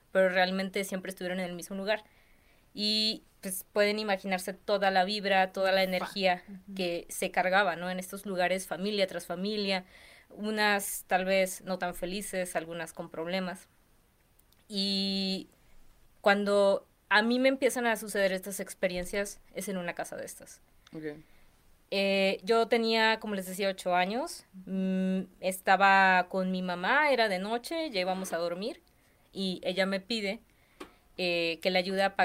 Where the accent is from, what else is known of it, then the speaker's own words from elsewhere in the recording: Cerro Azul, Veracruz, Mexico; yo soy de Veracruz. Ajá. Soy de... Azul. Sí. de un pueblo que se llama Cerro Azul.